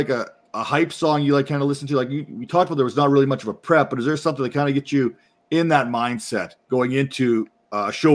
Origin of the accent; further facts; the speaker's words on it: Canada; I'm Canadian